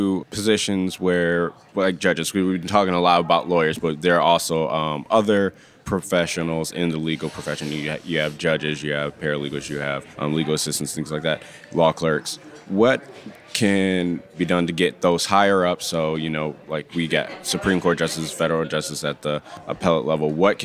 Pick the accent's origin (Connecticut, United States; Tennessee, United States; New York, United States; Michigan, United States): Michigan, United States; I know I'm from Michigan. Michigan is considering putting questions like that on the state bar application.